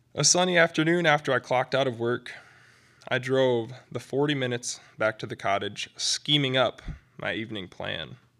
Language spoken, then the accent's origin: English; Midland, Michigan, United States; my hometown, Midland